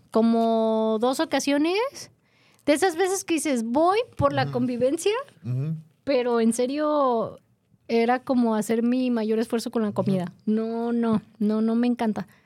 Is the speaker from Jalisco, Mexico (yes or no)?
yes; Guadalajara, Jalisco, Mexico; Te lo digo como buen tapatío.